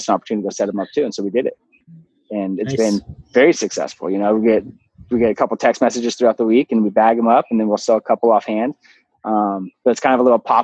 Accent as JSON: {"language": "English", "town": "San Diego", "region": "California", "country": "United States", "said": "I'm from San Diego."}